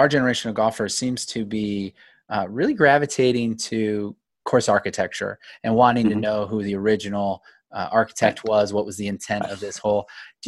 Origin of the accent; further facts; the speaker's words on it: Akron, Ohio, United States; I grew up in Akron, Ohio, and my home course was Portage Country Club.